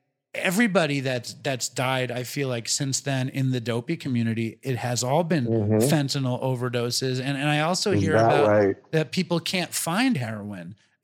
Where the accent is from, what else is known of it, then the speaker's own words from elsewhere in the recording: New York City, New York, United States; I'm just saying, in terms of the fascism and the anti-Semitism and the racism, I feel good about being a New Yorker.